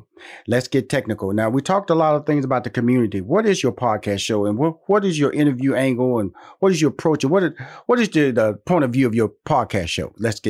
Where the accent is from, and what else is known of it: Houston, Texas, United States; now in Atlanta, United States